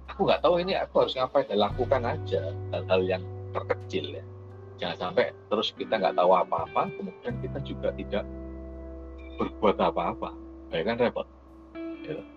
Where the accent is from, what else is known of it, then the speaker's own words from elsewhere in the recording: Surabaya, East Java, Indonesia; Saya dari Surabaya, saya tok deal.